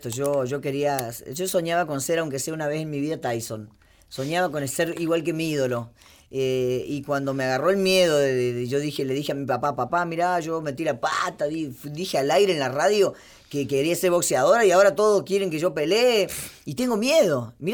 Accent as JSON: {"language": "Spanish", "country": "Argentina", "said": "Argentina, soy bien argentina."}